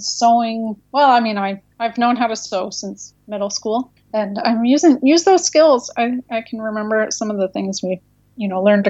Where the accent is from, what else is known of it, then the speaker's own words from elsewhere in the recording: Canada; now in United States; We're Canadian, but we live in the U.S.